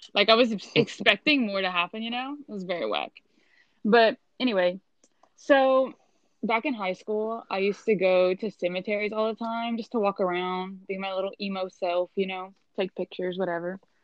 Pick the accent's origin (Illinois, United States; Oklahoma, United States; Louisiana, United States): Louisiana, United States; we're both from Louisiana